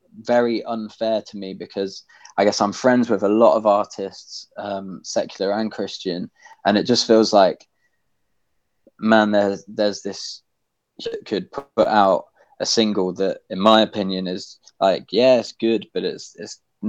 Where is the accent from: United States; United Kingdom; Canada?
United Kingdom; Midlands; born there; accent: generic British; My accent's quite a generic British accent, to be honest, because I was born in the middle of the country. In an area where there's not really a strong accent, so I can't really be placed very well.